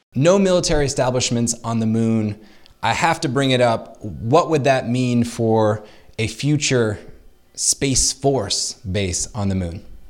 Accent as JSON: {"language": "English", "country": "United States"}